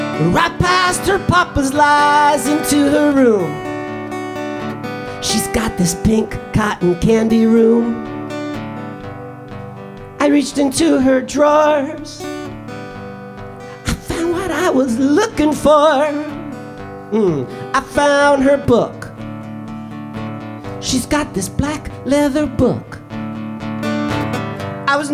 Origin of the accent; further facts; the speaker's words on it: New York City, New York, United States; moved away as an adult; now in Edinburgh, United Kingdom; I'm from New York City, but I've moved to Edinburgh. I live here now for a year.